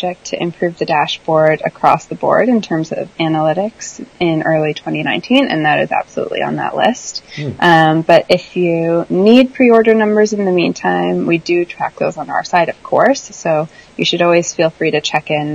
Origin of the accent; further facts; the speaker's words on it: Canada; I'm Canadian